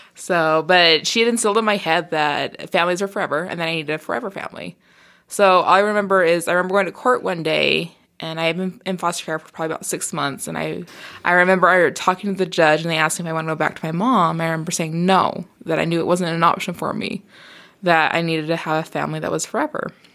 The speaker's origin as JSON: {"language": "English", "town": "Murray", "region": "Utah", "country": "United States", "tie": "born or raised there", "also_born_or_lived": "Brigham City, Utah", "said": "I spent most of my time growing up in the South Salt Lake, Murray"}